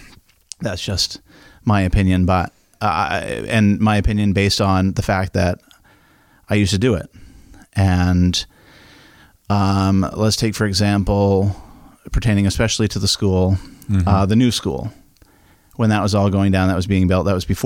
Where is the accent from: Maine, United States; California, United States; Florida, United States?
Maine, United States; Camden; Yeah, I was born in Glen Cove, Maine, Penn Bay Medical Center.